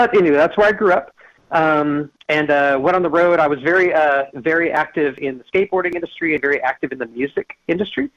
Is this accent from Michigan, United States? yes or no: no; Sacramento, California, United States; I grew up in Midtown Sacramento